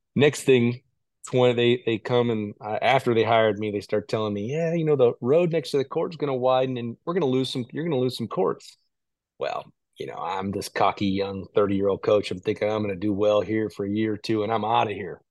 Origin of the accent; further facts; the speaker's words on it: Chicago, Illinois, United States; moved away; was kinda dabbling in all the sports growing up in Chicago